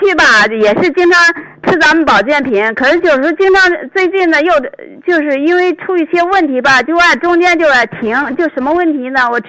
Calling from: Beijing, China; 哎，你好，徐老师，你好，我是北京的听众。

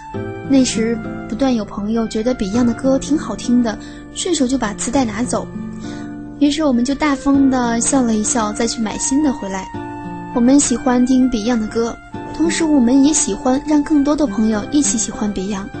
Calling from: Tokyo, Japan; 大家好，我是来自东京的听友…。

